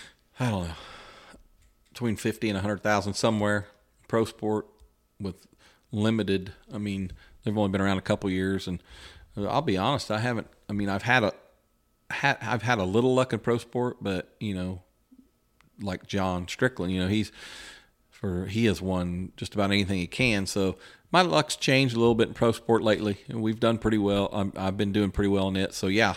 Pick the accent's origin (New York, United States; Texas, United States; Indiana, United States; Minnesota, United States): Indiana, United States; West Lafayette; He's from Northern Indiana. I was from West Lafayette, but we got to talking and kind of hit it off